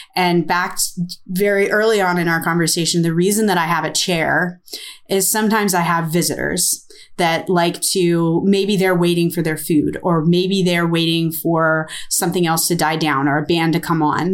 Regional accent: United States; I'm American

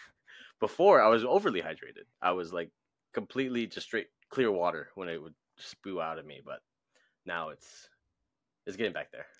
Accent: Hawaii, United States; I'm from Hawaii.

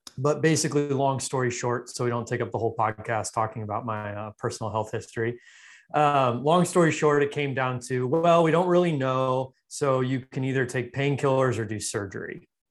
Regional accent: Los Angeles, California, United States; I grew up in Los Angeles

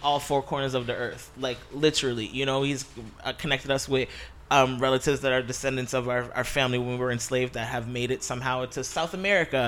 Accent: Halifax, Nova Scotia, Canada; now in Toronto, Canada; I grew up in Halifax, Nova Scotia, Uniac Square, to be exact

